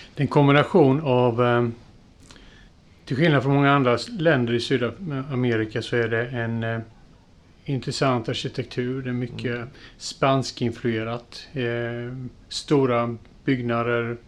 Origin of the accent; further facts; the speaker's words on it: Jönköping, Jönköping County, Sweden; moved away as an adult; now in Gränna, Sweden; vi är uppvuxna i Jönköping